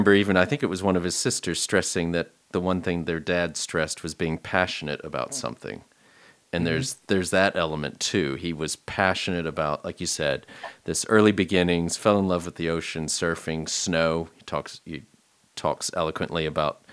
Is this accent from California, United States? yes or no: no; Texas, United States; I'm originally from Texas